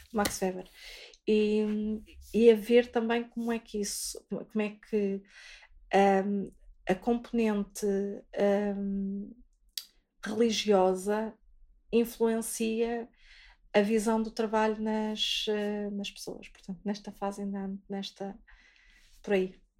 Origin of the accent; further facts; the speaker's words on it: Vizela, Braga, Portugal; eu sou de Vizela